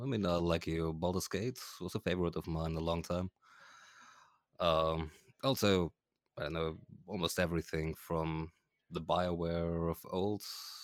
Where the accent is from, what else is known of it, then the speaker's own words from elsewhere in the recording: Germany; I am an electrical engineer from Germany.